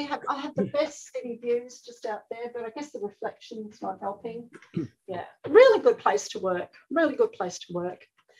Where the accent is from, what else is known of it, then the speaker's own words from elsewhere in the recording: Melbourne, Victoria, Australia; now in Brisbane, Australia; So when I moved up to Brisbane from Melbourne, I continued organising them.